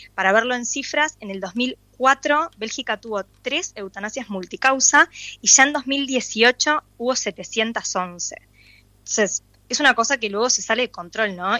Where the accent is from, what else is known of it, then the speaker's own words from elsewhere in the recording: Uruguay; como uruguaya